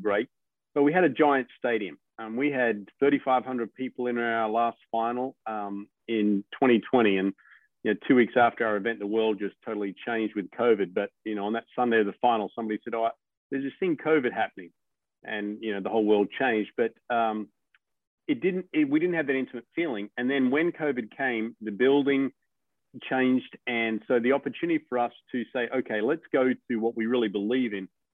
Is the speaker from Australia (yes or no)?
yes; Australia; moved away; as an Australian